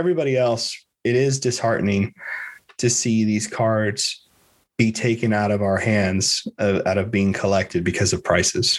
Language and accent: English; Miami, Florida, United States; I'm from Miami